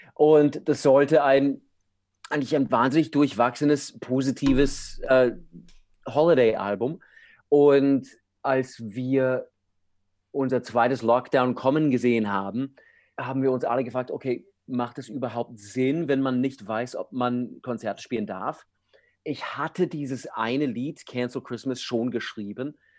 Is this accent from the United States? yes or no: yes; United States; German is a second language; moved away as an adult; now in Europe; ich bin Amerikaner